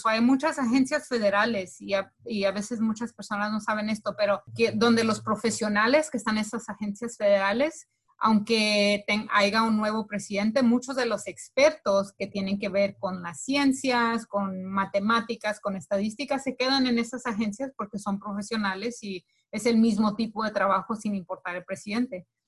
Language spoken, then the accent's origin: Spanish; Colombia; now in United States; los colombianos no somos iguales que los mexicanos